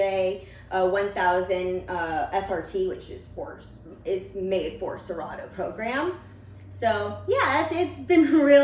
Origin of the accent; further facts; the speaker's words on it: Portland, Oregon, United States; also born or lived in California; I was born in California, but I moved here when I was 12 years old, or probably even 10, and just lived in Portland, Oregon for quite a while now